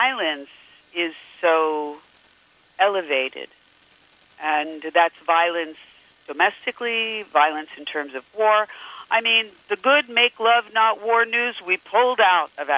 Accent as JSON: {"language": "English", "region": "Pennsylvania", "country": "United States", "tie": "born or raised there", "moved": "yes", "said": "Pennsylvania, my home state"}